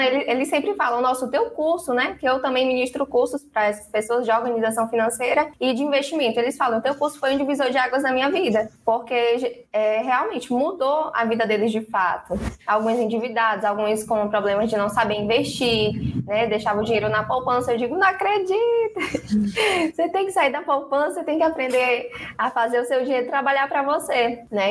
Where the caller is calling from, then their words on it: São Luís, Maranhão, Brazil; Eu falo de São Luís do Maranhão, a Ilha do Amor